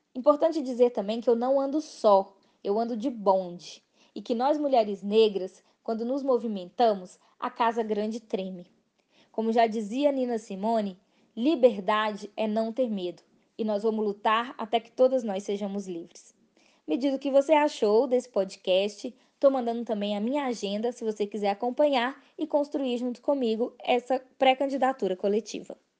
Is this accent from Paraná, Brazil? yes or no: no; Belo Horizonte, Minas Gerais, Brazil; eu nasci, cresci e moro em regiões periféricas da cidade. Eu cresci em Venda Nova